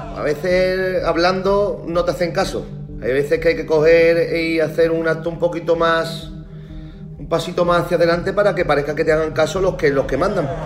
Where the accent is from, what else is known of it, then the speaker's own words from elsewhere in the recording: Cádiz, Andalusia, Spain; nosotros somos de Cádiz